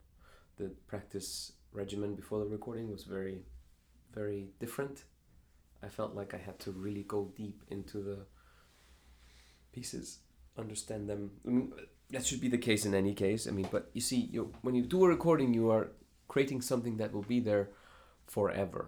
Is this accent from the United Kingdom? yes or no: no; Iceland; now in Chicago, United States; I have considered myself half American, half Icelandic